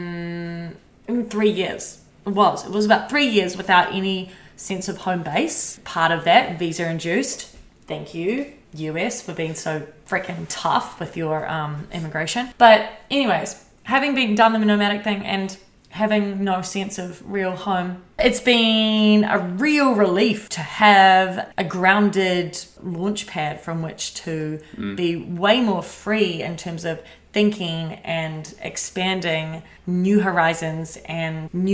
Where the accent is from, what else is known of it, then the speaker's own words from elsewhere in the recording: New Zealand; I'm a Kiwi